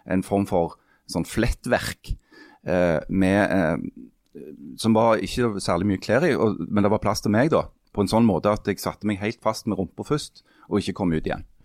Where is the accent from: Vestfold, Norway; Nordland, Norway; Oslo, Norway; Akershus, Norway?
Nordland, Norway; Henningsvær; born there; For jeg er født i Henningsvær.